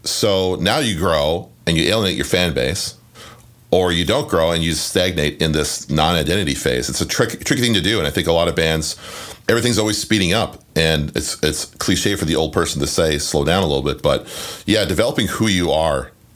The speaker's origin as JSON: {"language": "English", "country": "Canada", "tie": "born or raised there", "said": "where I grew up in Canada, we didn't have cable TV."}